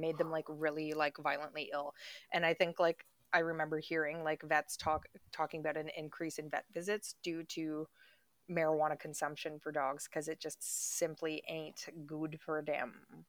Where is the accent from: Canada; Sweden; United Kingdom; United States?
Canada; moved away; we come from Canada